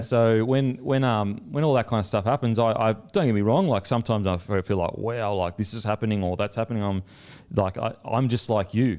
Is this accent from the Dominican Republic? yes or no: no; Australia; also born or lived in New Zealand; I'm the Aussie coming over there